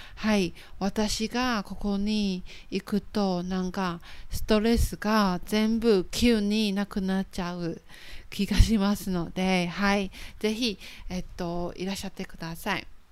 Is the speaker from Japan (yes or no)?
no; Taiwan; Japanese is a second language; 台湾のルビーです